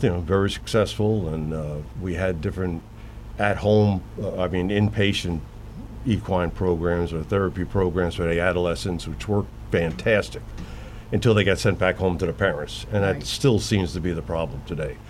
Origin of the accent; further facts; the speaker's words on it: Broward County, South Florida, United States; moved away; I'm from South Florida, Broward County originally